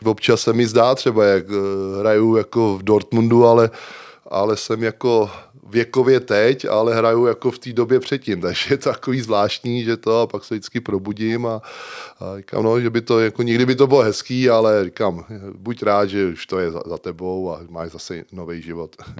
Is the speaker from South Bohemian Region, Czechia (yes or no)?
yes; Smetanova Lhota, South Bohemian Region, Czechia; also born or lived in Prague; nejsem rodákem, vlastně já jsem Pražák a vlastně jsem se tam přestěhoval v šesti letech, ale já se považuji prostě tam za, za toho vesnického kluka